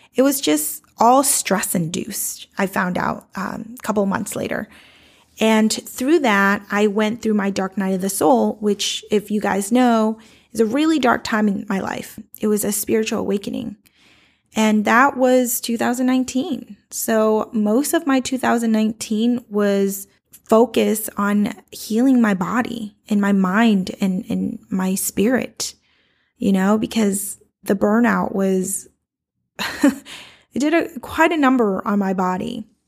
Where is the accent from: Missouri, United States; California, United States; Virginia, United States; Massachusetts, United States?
Massachusetts, United States; Boston; I grew up in South Boston